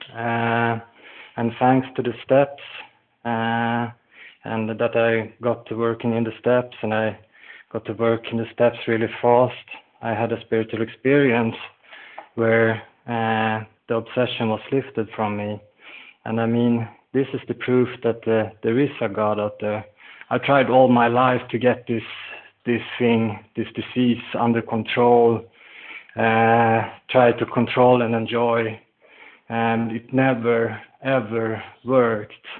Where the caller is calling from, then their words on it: Falun, Dalarna County, Sweden; I'm calling in from Falun in Sweden.